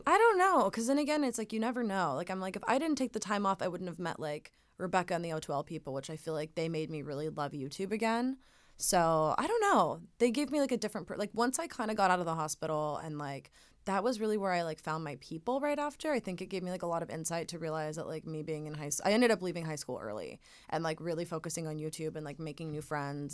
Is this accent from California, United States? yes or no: yes; Laguna Beach, California, United States; growing up in Laguna